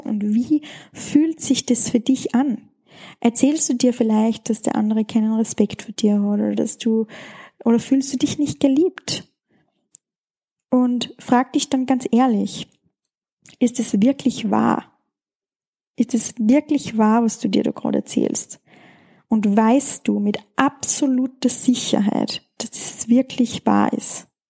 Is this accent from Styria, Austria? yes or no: yes; Schladming, Styria, Austria; weil es in meiner Heimat stattfindet, in Schladming